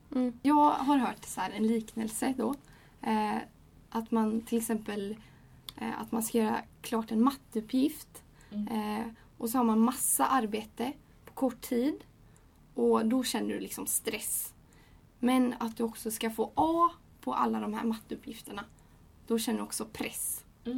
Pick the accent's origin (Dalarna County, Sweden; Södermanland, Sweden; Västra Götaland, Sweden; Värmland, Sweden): Västra Götaland, Sweden; Gothenburg; jag kommer från Göteborg och jag är 20 år